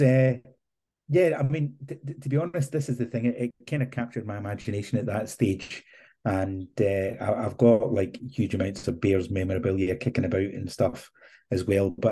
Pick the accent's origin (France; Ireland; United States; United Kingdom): United Kingdom; Scotland; now in Isle of Man; being a Scotsman